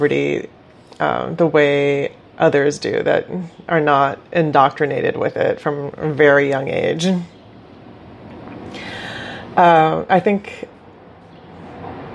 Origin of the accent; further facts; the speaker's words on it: Bolivia; moved away; I grew up witnessing poverty in Bolivia